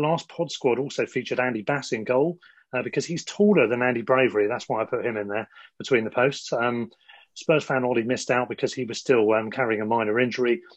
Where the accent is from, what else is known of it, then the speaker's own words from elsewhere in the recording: Worthing, South East England, United Kingdom; now in London, United Kingdom; you're from Worthing, same as me originally.